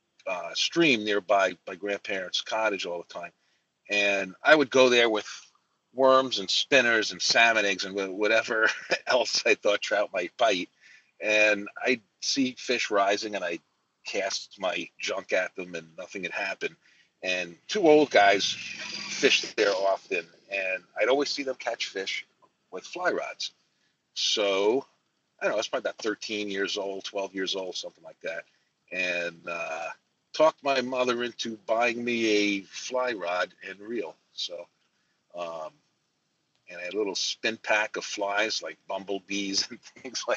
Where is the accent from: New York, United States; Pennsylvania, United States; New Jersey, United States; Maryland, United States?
New York, United States; New York City; I grew up in Brooklyn, New York, in the neighborhood of Marine Park, kind of right off Jamaica Bay. And I spent my first 17 years there